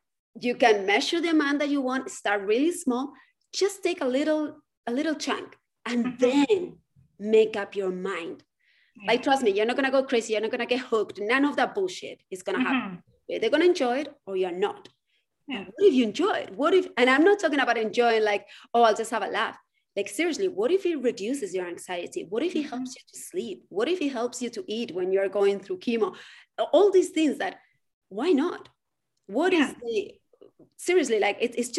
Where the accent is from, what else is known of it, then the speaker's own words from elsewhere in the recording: Spain; moved away as an adult; now in United States; I grew up in Spain.